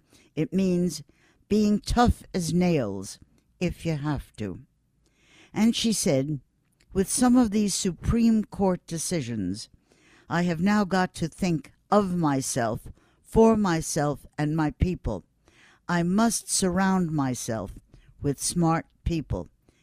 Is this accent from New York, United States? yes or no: yes; Buffalo, New York, United States; New York City people never knew me. I'm from Buffalo. They would say, Buffalo? What's a Buffalo?